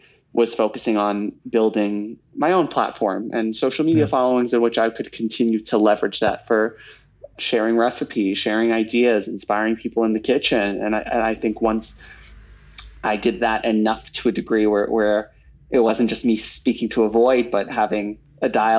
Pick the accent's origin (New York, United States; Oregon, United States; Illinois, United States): New York, United States; I grew up here in New York